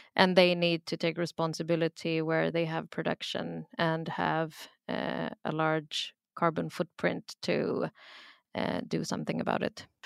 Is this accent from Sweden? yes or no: yes; Sweden; also born or lived in Pakistan; I'm from Pakistan, I'm born in Sweden, and then when I was young, we would travel back every other year